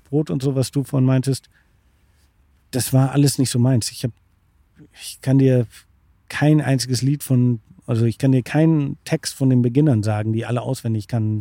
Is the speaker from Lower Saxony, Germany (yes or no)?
yes; Bremervörde, Lower Saxony, Germany; Ich komme aus dem beschaulichen Bremerförde. Das liegt zwischen Hamburg und Bremen